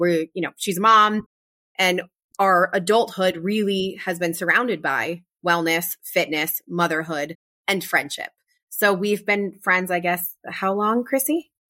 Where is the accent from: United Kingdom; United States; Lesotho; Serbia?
United States; Pennsylvania; We ended up both growing up in Pennsylvania together.